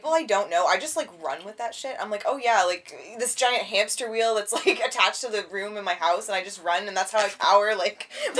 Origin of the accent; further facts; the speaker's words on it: Canada; I'm from Canada